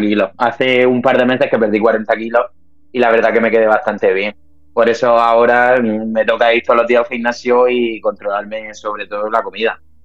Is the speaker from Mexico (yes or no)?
no; Cartagena, Region of Murcia, Spain; yo soy de Cartagena y aquí en Cartagena no puedes vivir de esto